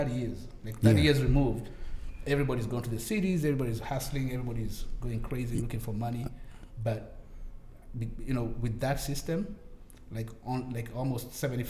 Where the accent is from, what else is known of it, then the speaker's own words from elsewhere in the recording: Nairobi, Kenya; now in United States; we're here in the States. We're from Africa.